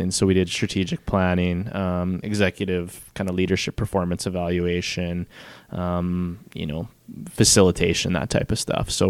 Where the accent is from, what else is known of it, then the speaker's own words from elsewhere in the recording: Moose Jaw, Saskatchewan, Canada; I grew up in Moose Jaw